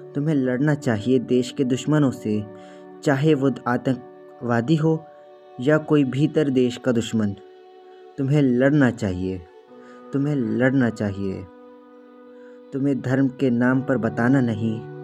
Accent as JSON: {"language": "Hindi", "town": "Nagpur", "region": "Maharashtra", "country": "India", "said": "मैं नागपुर शहर से हूँ"}